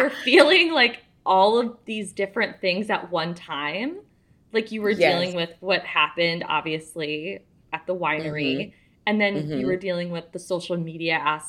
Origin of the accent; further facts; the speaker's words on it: Detroit, Michigan, United States; So I'm from Detroit